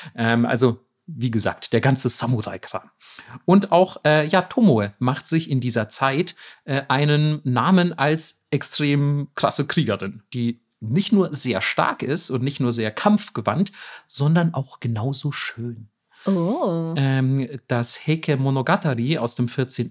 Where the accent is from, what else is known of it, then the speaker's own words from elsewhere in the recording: Southern Germany, Germany; ich komme immerhin aus Süddeutschland